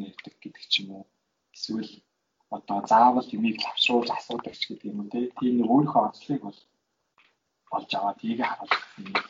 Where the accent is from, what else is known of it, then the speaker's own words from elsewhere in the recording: Mongolia; moved away as an adult; now in South Korea; миний хувьд бол ингээд Монголоос ирсэн байна. Тэгээд Солонгост сурсан. Аа тэгээд Солонгос хэлийг бол маш сайн эзэмсэн. Аа тийм болохоор би бол одоо Солонгос сурж ажиллаж байгаа гадаад хүн